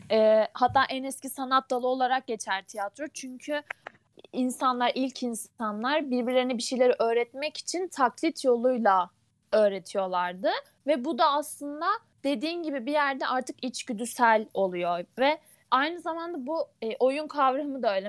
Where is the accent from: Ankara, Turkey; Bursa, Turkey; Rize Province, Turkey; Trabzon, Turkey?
Ankara, Turkey; moved away as an adult; now in Kütahya, Turkey; Ankara'da büyüdüm. Ama 6 yıldır Kütahya'da yaşıyorum